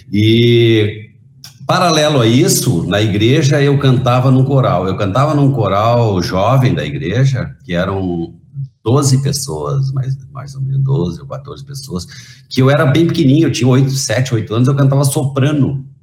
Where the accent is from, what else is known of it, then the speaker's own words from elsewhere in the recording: Rio Grande, Rio Grande do Sul, Brazil; born there; Eu nasci em Rio Grande e o meu pai, na época, tinha sido afastado do exército